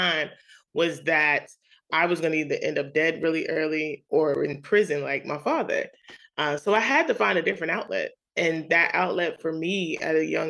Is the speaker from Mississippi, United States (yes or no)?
no; New York City, New York, United States; as a young kid, growing up in Queens, New York